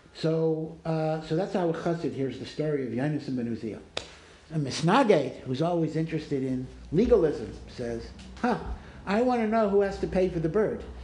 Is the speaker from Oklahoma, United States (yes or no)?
no; Maryland, United States; I'm from Maryland